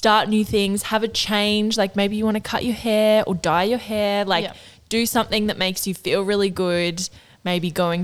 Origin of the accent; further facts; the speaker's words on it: Northern Rivers, New South Wales, Australia; we're from the Northern Rivers